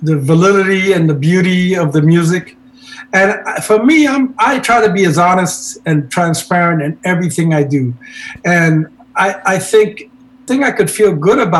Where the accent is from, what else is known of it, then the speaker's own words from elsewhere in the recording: New York City, New York, United States; my parents, who moved to New York in the 50s. I was born in New York City.